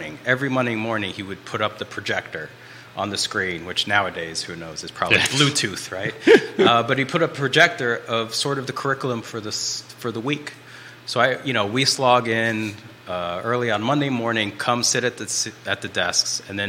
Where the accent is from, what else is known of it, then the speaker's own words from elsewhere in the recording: Brazil; now in Charlottesville, United States; craft that I grew up with in Brazil called Fuxicos